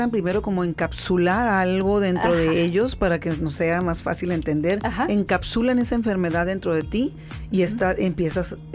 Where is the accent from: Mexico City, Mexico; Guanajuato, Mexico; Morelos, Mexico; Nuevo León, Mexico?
Nuevo León, Mexico; Monterrey; now in Mexicali, Mexico; yo soy de Monterrey también